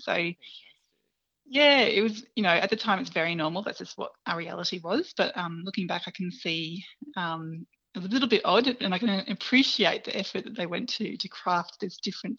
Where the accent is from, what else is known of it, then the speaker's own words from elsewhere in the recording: Brisbane, Queensland, Australia; So I grew up in Neangin in Brisbane, in West End. So it's very much inner city environment.